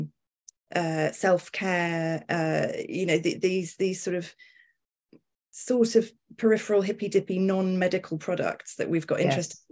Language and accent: English; United Kingdom; I'm a journalist and I'm also British